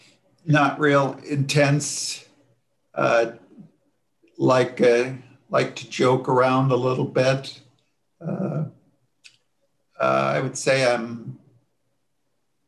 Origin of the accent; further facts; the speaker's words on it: rural Johnson County, Iowa, United States; now in Iowa City, United States; I grew up on a farm very near here. And so I lived in rural Johnson County